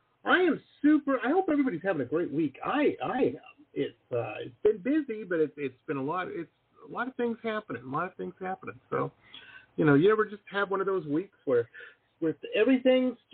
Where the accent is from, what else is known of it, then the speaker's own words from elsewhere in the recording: Detroit, Michigan, United States; moved away as an adult; also born or lived in Boston; now in San Diego, United States; I grew up in Detroit and went to school out in Boston